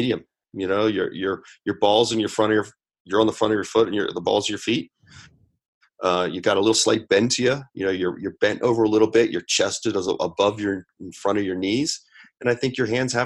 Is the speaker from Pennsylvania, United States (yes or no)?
yes; Lancaster County, Pennsylvania, United States; I come from Lancaster County, Pennsylvania, and one of the big golfers from my area is Jim Furyk